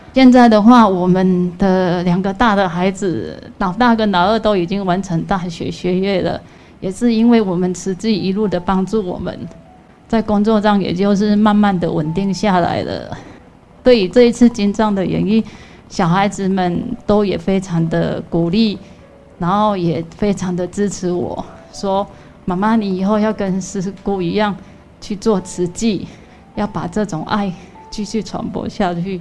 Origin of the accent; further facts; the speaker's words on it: Nantou County, Taiwan; 我是来自于南投的